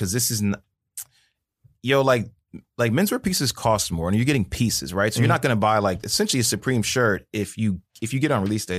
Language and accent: English; New Jersey, United States; where I'm from Jersey.